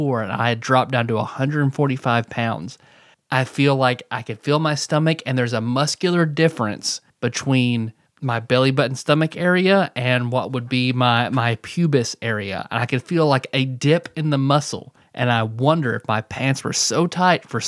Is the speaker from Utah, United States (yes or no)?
no; Marshall County, Kentucky, United States; I'm from Marshall County, Kentucky